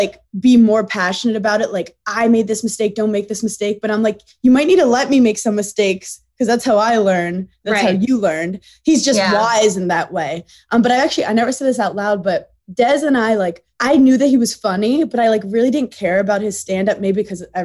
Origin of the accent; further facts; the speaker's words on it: New York City, New York, United States; I'm this girl from Brooklyn